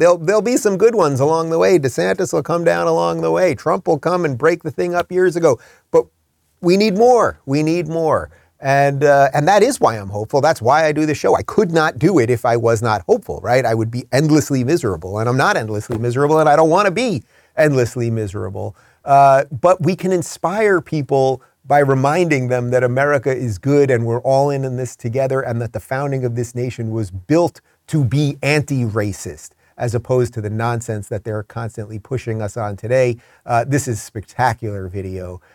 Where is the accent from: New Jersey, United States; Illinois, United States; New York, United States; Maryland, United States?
New York, United States; moved away as an adult; also born or lived in Los Angeles; now in Florida, United States; I grew up in New York. I spent most of my ad-, adult life in New York until I moved to L A in two thousand thirteen and then to the Free State of Florida in twenty twenty-one